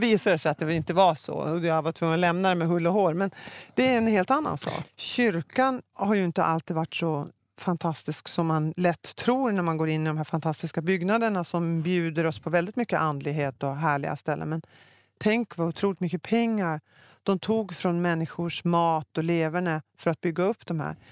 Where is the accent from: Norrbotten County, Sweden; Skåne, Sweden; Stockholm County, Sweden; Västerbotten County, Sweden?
Norrbotten County, Sweden; Luleå; Jag är uppväxt i Norrbotten, i Luleå.